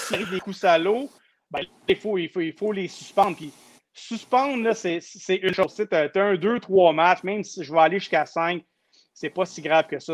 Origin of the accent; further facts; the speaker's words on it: Saint-Hubert, Quebec, Canada; je viens de Saint-Hubert